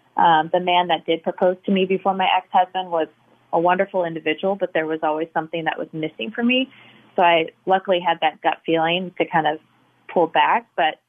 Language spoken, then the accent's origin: English; California, United States; now in St. Louis, United States; So I grew up mostly in California, but I've lived in multiple cities, both East Coast and West, and now, as you mentioned, St. Louis.